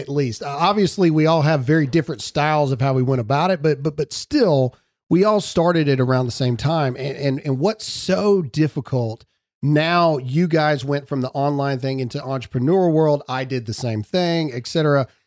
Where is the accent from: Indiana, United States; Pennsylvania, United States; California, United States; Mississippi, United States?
Mississippi, United States; my hometown in Mississippi